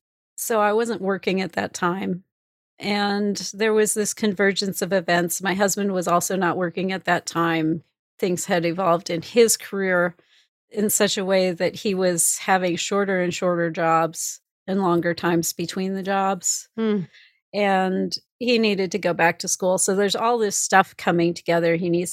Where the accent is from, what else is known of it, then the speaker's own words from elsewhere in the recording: Missouri, United States; I'm from Missouri, show me the proof kind of girl.